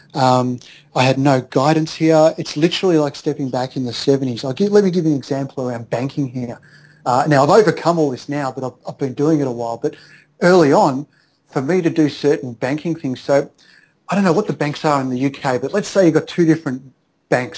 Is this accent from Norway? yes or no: no; Australia; moved away as an adult; now in Philippines